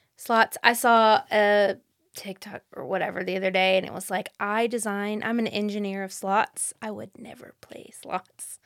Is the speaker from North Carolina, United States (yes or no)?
yes; Fayetteville, North Carolina, United States; I grew up in Fayetteville